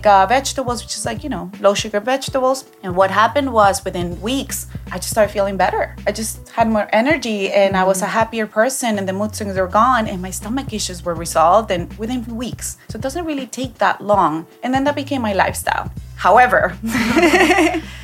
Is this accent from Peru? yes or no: yes; Peru; I grew up in Peru